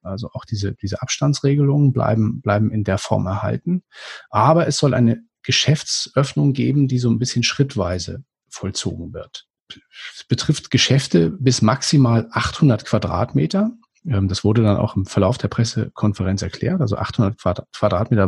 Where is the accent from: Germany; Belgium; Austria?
Germany; Schleswig-Holstein; als Norddeutscher erschüttert hat, es gibt bei uns in, äh, in Schleswig-Holstein